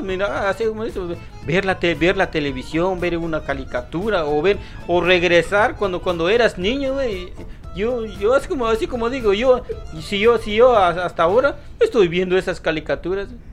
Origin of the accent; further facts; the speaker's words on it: Guatemala; now in New York, United States; somos chapines, somos de Guatemala